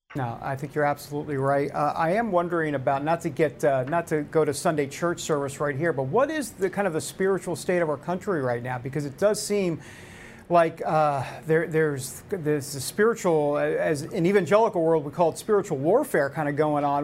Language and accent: English; New York, United States; I'm from New York. We don't talk like this